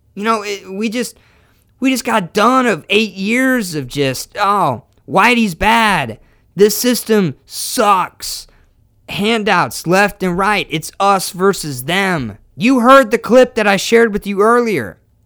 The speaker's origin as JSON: {"language": "English", "country": "United States"}